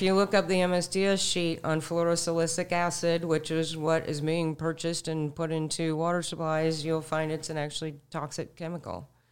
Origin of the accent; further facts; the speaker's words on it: Sarasota, Florida, United States; also born or lived in Manatee County, Florida; I was born in Sarasota. I'm fifty-six years old. I've, I've lived in Sarasota and Manatee counties my entire life